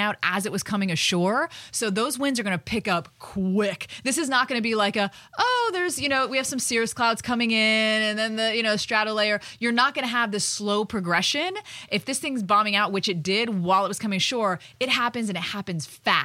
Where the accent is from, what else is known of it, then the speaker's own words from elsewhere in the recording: Florida, United States; I was born and raised in Florida